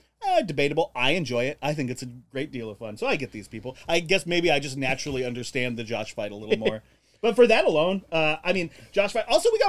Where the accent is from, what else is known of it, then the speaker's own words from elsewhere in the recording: Arizona, United States; I'm from Arizona.